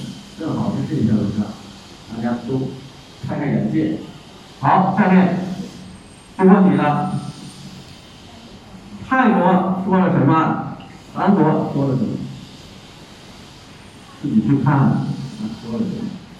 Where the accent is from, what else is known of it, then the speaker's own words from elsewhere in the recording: China; 我也是华人的后代，我是中国人的后代，对不对？